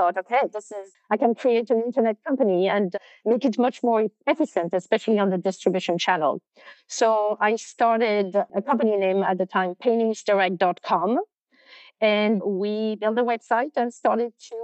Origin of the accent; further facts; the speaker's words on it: France; moved away; also born or lived in London; I was born and raised in France